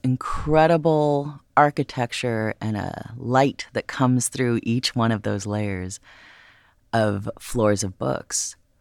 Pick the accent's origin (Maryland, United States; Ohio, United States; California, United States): California, United States; Los Angeles; growing up in Los Angeles, my experience had been with the Getty Villa